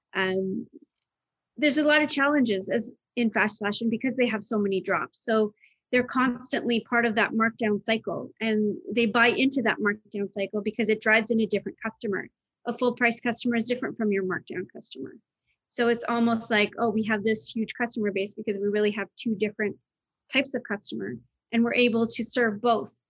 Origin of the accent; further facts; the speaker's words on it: United Kingdom; moved away; I grew up in Britain.